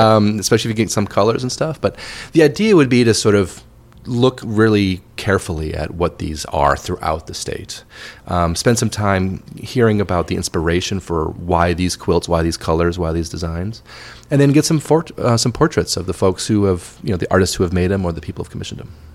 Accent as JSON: {"language": "English", "town": "Wayne", "region": "Illinois", "country": "United States", "tie": "born or raised there", "also_born_or_lived": "London", "moved": "as an adult", "said": "I grew up in the Chicago suburbs. Um, yeah. The town I was born was called Wayne, Illinois"}